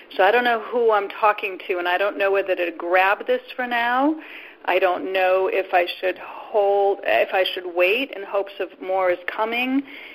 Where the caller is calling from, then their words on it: Boston, Massachusetts, United States; Hi, Jimmy and Reverend Debbie. … outside of Boston.